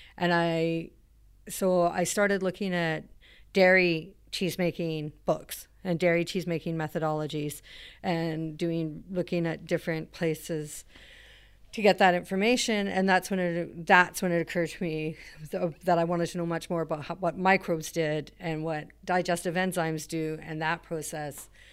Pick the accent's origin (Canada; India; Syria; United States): Canada; Alert Bay, British Columbia; moved away; I'm from a, a small town up the coast called Alert Bay